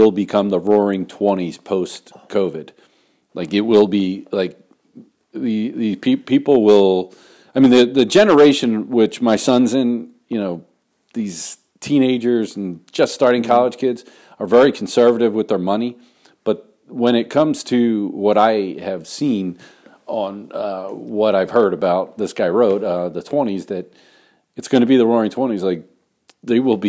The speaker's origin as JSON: {"language": "English", "country": "United States", "said": "I'm an American"}